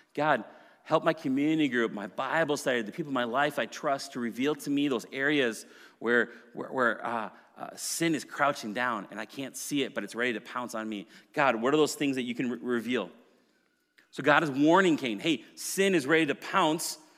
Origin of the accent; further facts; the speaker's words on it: Maple Grove, Minnesota, United States; also born or lived in Plymouth, Minnesota; I grew up in Maple Grove, and then we moved to Plymouth when I was in high school